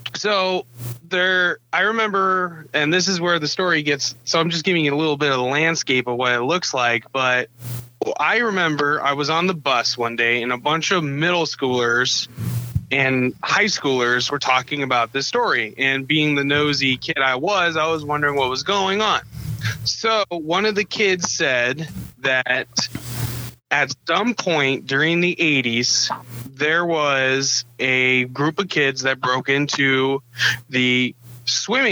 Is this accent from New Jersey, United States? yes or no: no; Nebraska, United States; moved away; also born or lived in Iowa / Neola, Iowa; I'm originally from, I was born in Nebraska. And my family has moved over pretty much Nebraska to Iowa multiple times